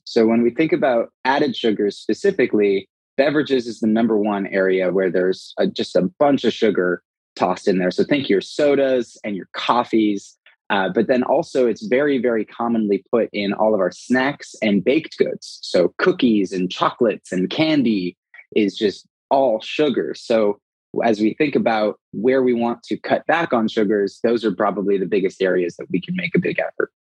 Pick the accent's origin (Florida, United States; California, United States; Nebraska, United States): California, United States; Los Angeles; moved away as an adult; now in Austin, United States; originally from Los Angeles